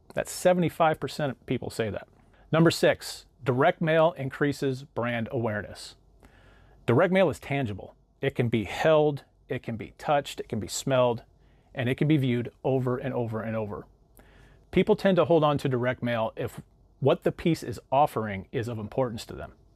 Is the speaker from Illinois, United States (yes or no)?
no; St. Louis, Missouri, United States; I use a company called R E I Printmail out of my hometown of Saint Louis